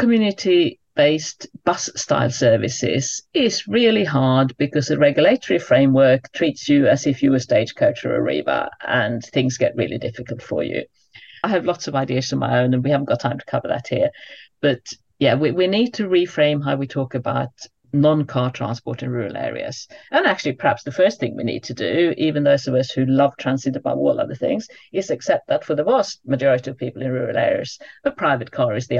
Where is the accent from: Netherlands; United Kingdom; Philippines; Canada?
United Kingdom; as a British person